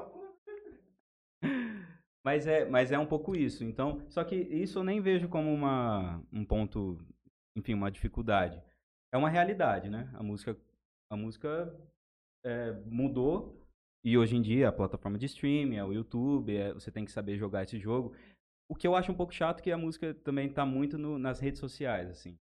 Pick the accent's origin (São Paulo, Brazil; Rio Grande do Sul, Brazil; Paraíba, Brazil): São Paulo, Brazil; Jales; Somos aqui de Jales